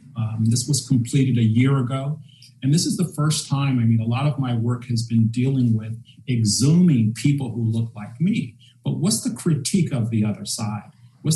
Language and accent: English; North Carolina, United States; the spiritual side that I remember growing up in North Carolina, going to cemeteries and actually giving the spirit a ride to heaven.